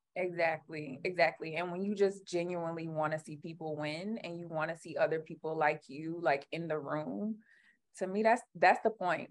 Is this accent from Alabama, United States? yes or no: yes; Alabama, United States; moved away; I'm a Southern Black girl. Like I grew up in Alabama